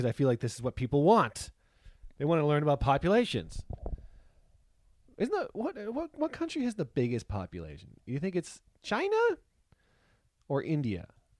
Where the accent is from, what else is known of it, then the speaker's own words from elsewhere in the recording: Canada; now in California, United States; We moved from Canada to California, and we're living with almost the same amount of people, but in a smaller area.